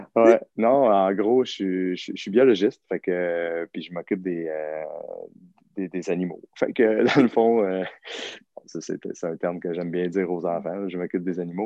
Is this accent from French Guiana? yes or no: no; Saint-Liboire, Quebec, Canada; moved away as an adult; also born or lived in Saint-Hyacinthe; now in North Shore, Quebec, Canada; je viens d'un tout petit village qui s'appelle Saint-Liboire